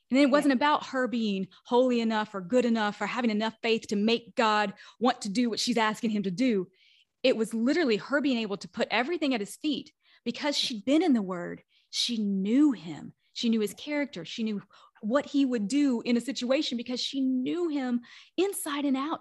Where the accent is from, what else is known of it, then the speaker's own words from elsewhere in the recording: the Bible Belt, United States; where I grew up in the Bible Belt.